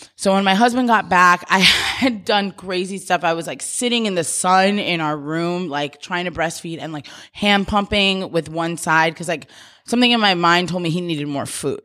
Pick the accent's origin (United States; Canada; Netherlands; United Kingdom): United States; New York; moved away as an adult; now in Los Angeles, United States; I'm from New York and, like, such a tight community